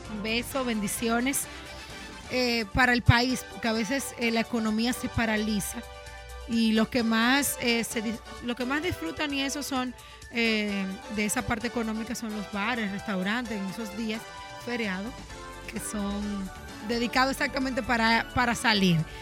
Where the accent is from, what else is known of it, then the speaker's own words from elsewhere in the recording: Dominican Republic; como dominicano